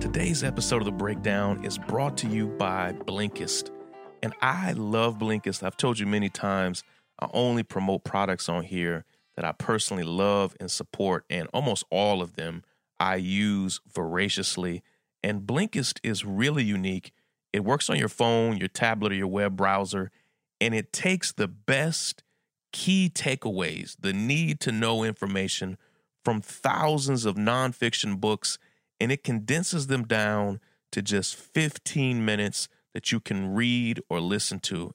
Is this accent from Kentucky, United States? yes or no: yes; Lexington, Kentucky, United States; now in Brooklyn, United States; I'm from Lexington, where U K is